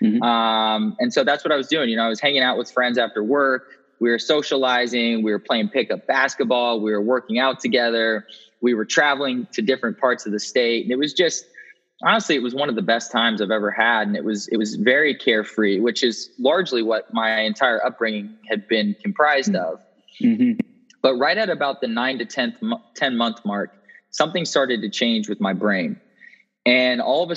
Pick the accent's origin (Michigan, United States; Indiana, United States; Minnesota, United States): Indiana, United States; Indianapolis; moved away as an adult; also born or lived in West Lafayette, Indiana / Raleigh, North Carolina; I was born in middle America, as they would say here in the States, in Indianapolis, Indiana